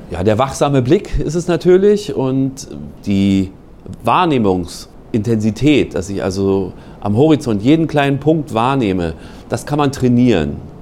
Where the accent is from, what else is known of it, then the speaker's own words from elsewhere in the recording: Berlin, Germany; moved away as an adult; now in Schleswig-Holstein, Germany; ich komme ursprünglich aus Berlin, in Berlin der DBV, Deutscher Bund für Vogelschutz, heute NABU. Da gab es eine ganz vernünftige Jugendgruppe